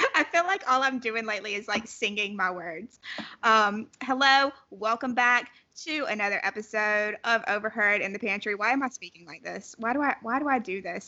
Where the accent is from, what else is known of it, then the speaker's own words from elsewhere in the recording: South Carolina, United States; I'm from South Carolina